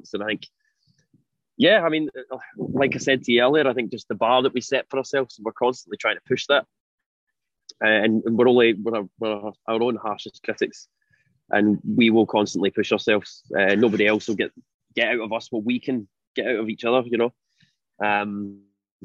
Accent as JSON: {"language": "English", "town": "Glasgow", "region": "Scotland", "country": "United Kingdom", "tie": "born or raised there", "said": "we grew up in Glasgow going to see gigs there"}